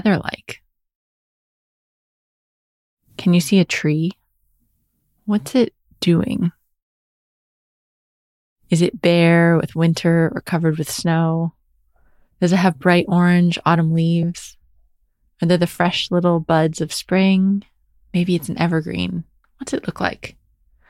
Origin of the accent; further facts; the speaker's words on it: New Hampshire, United States; moved away as an adult; now in England, United Kingdom; So I grew up in New Hampshire, which is near Boston in the northeast of the United States.